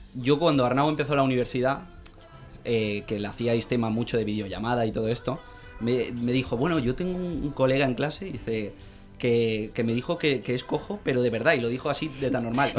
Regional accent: Castelldefels, Catalonia, Spain; vengo de Castefels, Castefa para algunos

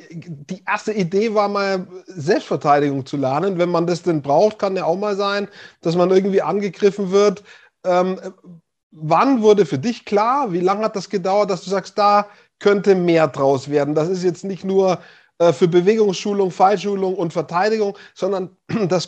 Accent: Hof, Bavaria, Germany; jetzt kommen wir aus derselben Stadt grundsätzlich, leben beide nicht mehr dort, aber wir sind beide aus Hof.

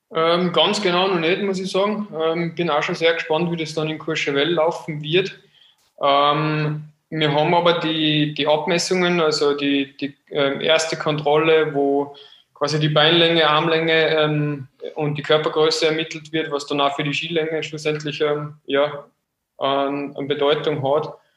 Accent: Austria; als Österreicher

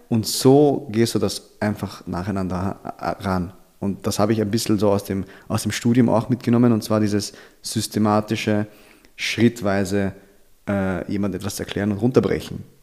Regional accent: Vienna, Austria; meine Eltern kommen aus den Philippinen, ich bin okay. in Wien aufgewachsen

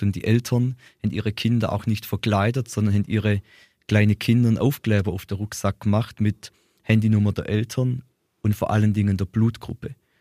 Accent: Ehingen, Baden-Württemberg, Germany; ich komme aus Ehingen, fast nicht ganz groß.

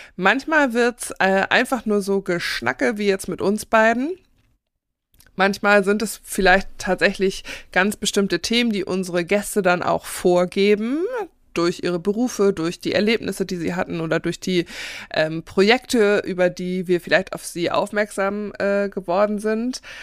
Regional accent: Northern Germany, Germany; als geborene Norddeutsche

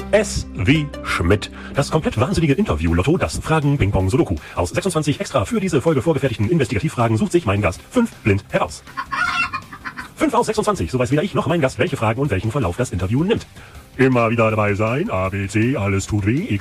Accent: Frisia, Germany; Ich bin aus Friese, ich muss Tee trinken, ja.

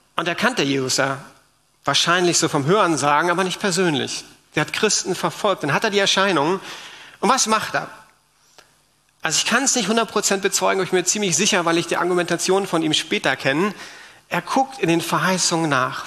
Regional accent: Berlin, Germany; wir Berliner haben ja auch eine Geschichte

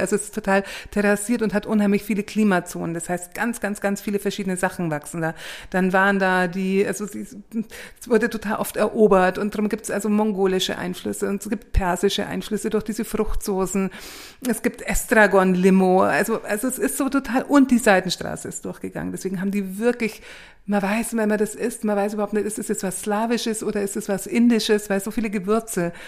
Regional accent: Augsburg, Bavaria, Germany; also born or lived in Valencia; in Augsburg, wo ich herkomme

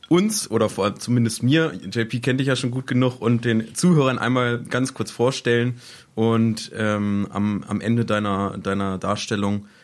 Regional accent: Laumberg, Lower Saxony, Germany; Der schönste Platz in der Region? Mein Heimatort Laumberg.

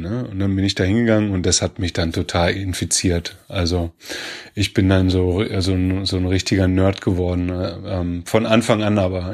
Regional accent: Göttingen, Lower Saxony, Germany; ich bin ja in Göttingen geboren

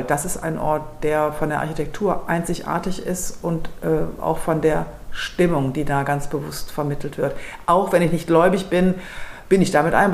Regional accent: Lower Saxony, Germany; Ich bin ähm, aufgewachsen in Niedersachsen

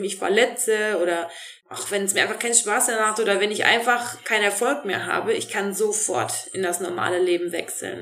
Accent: North Rhine-Westphalia, Germany; moved away as an adult; now in Black Forest, Germany; in meiner Heimat im Rheinland, äh, in Neuss und Krefeld

